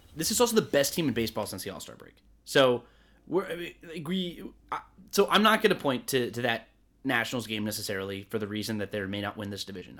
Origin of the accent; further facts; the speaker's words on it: Atlanta, Georgia, United States; I'm from Atlanta.